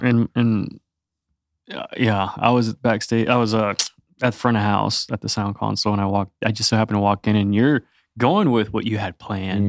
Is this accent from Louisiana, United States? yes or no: no; Greenville, South Carolina, United States; I'm from Greenville, South Carolina